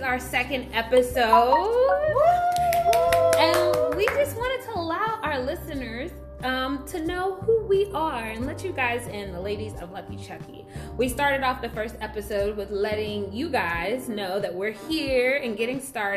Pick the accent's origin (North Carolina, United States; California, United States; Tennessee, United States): Tennessee, United States; Memphis; now in DMV area, United States; I am originally from the South, more specifically the Delta. And for those who don't know, I'm talking Memphis.